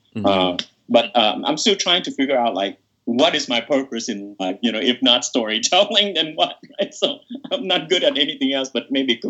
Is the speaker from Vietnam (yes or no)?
yes; Vietnam; now in United States; for me growing up in Vietnam, I never thought I would cross the border and become an American